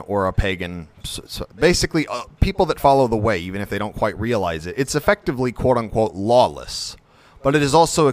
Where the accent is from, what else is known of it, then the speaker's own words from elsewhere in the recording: United States; As an American